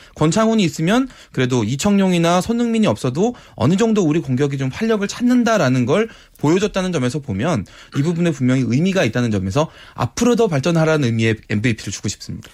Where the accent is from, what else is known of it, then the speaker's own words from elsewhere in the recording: South Korea; 저도 한국인이라서